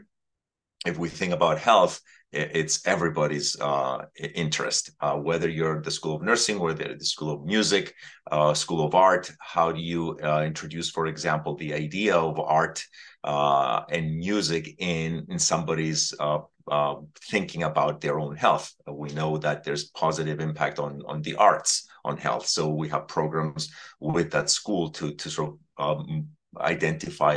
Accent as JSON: {"language": "English", "country": "Cyprus", "tie": "born or raised there", "moved": "as an adult", "lives_now": "United States", "said": "born and raised in the Mediterranean on the island of Cyprus, I came to the United States to study and I stayed since"}